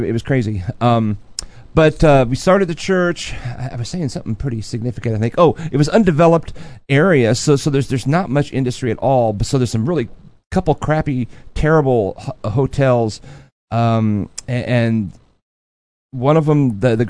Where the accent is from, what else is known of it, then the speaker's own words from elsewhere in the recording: United States; I'm American